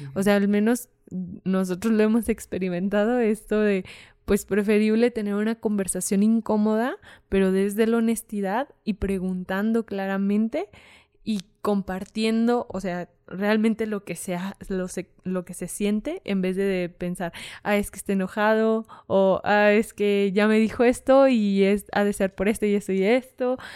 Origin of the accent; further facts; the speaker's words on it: Fresnillo, Zacatecas, Mexico; soy de Fresnillo. Entonces, pues Fresnillo es un, municipio de Zacatecas